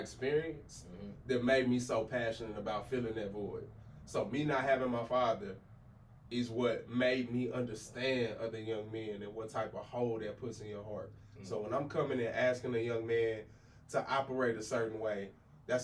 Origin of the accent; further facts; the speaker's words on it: Abilene, Texas, United States; my own personal experience growing up in Abilene